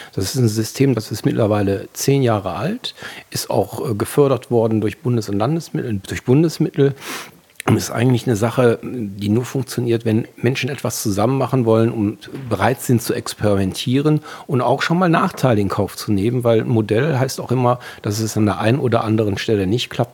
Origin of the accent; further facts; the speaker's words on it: Wuppertal, North Rhine-Westphalia, Germany; moved away as an adult; also born or lived in Langenfeld / Düsseldorf; Ich bin Elberfelder, geborener Elberfelder